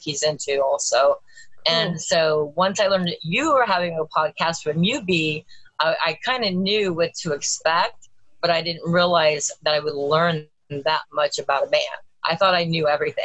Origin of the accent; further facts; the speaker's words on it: Los Angeles, California, United States; I grew up in Los Angeles, um, in California